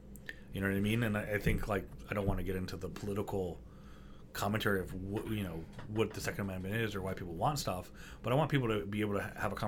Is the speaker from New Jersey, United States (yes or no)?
no; Coral Springs, Florida, United States; also born or lived in Detroit, Michigan; now in New York City, United States; I'm originally from Detroit. Sure. I grew up in suburbs of Miami and Fort Lauderdale, hence the Marjorie Stoneman Douglas.